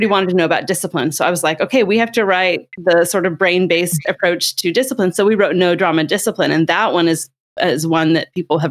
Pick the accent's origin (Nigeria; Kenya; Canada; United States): United States; California; I'm from California